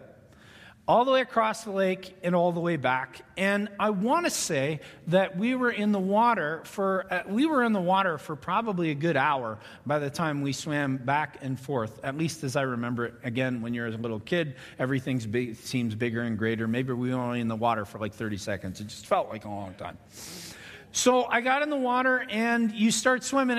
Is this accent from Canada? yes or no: yes; Ontario, Canada; When I grew up in Ontario, Canada